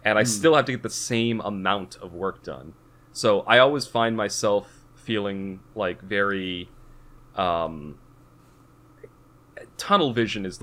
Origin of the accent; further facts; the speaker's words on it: Massachusetts, United States; I grew up in Massachusetts